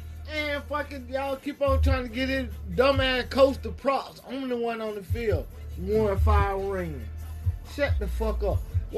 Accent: Albany, Georgia, United States; I'm from Albany.

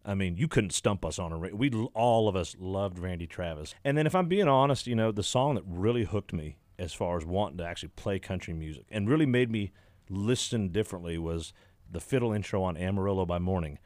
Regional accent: Exeter, Ontario, Canada; Stephen Township is where I grew up

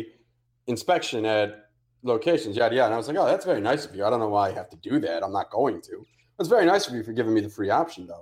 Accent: Connecticut, United States; moved away; also born or lived in Georgia; I grew up in Connecticut

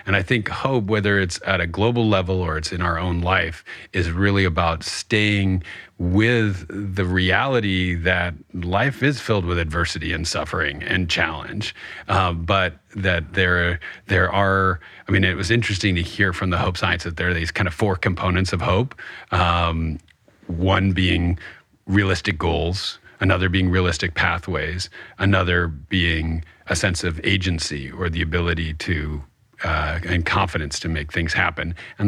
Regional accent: New York, United States; I'm from New York and we don't really do hope.

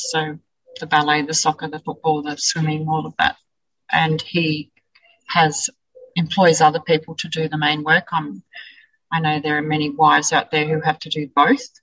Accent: Wellington, New Zealand; I was uh, born and bred in Wellington, grew up with Norm.

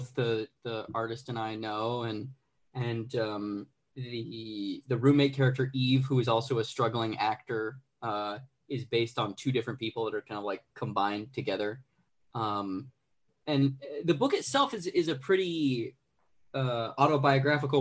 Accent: Arizona, United States; now in Los Angeles, United States; I'm originally from Arizona. I live in Los Angeles

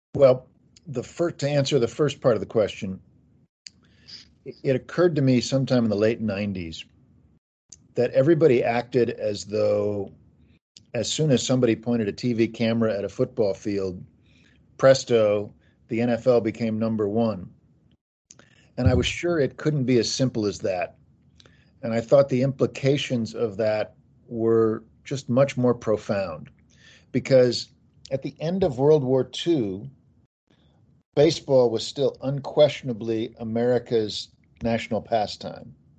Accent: Kansas City, Missouri, United States; I grew up in Kansas City and was a Chiefs fan

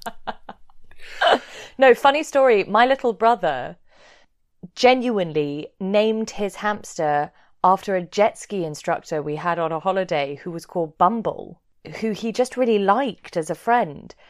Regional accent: London, United Kingdom; I'm from Chiswick

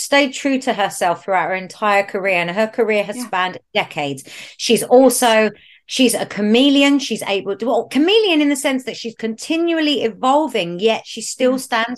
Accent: London, United Kingdom; I come from North London, it's a scene that was really, really big in my area growing up

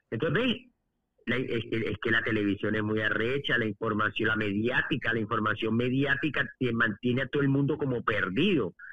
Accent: Spain; now in Venezuela; Vengo de España, que supuestamente es un país desarrollado, un país modernismo, y vengo de ver aquellas colas de hambre. Y llego a Venezuela

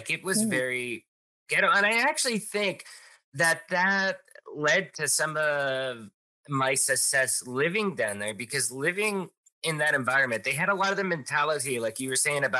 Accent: Pottsville, Pennsylvania, United States; moved away as an adult; also born or lived in Tijuana, Mexico / Peru; now in Pennsylvania, United States; I really felt that way a lot growing up in Pottsville.

